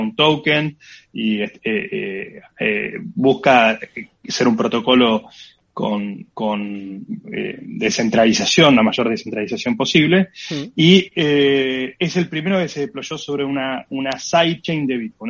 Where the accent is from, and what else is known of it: Argentina